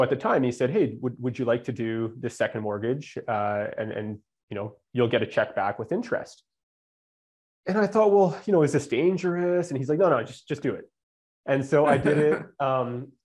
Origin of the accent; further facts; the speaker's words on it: Canada; also born or lived in Calgary, Alberta; I'm Canadian.